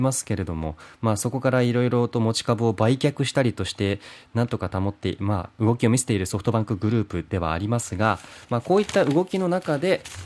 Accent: Beppu, Oita, Japan; 私の地元別府

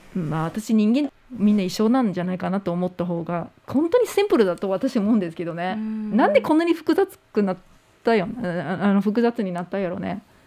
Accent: United States; moved away; 自分の母国もアメリカ

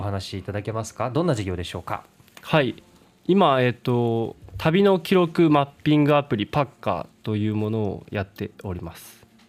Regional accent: Miyazaki, Japan; moved away; also born or lived in Fukuoka; 宮崎出身なんですけど、福岡に来た時に

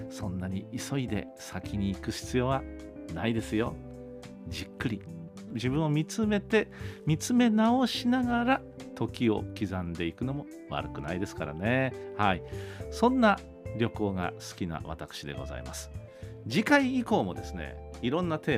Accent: Kyushu, Japan; moved away as an adult; also born or lived in Tokyo; その後東京の大学に出るんですけどもまあ、東京ですから東京と九州を往復するブルートレインというのはまあよく走ってましたね

